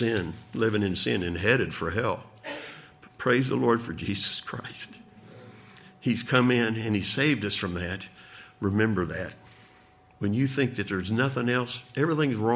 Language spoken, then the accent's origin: English; Arkansas, United States; moved away; where I grew up back in Arkansas